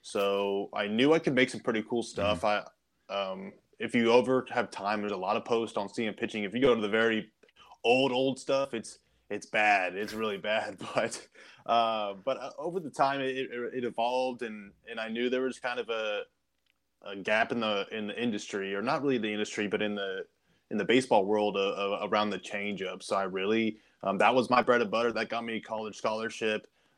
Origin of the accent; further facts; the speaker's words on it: Kansas City, Kansas, United States; so originally from Kansas City area, I grew up on the Kansas side.